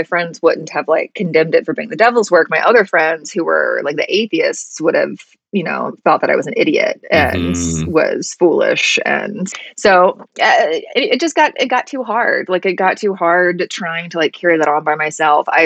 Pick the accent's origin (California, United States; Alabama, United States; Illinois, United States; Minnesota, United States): Alabama, United States; I grew up in Alabama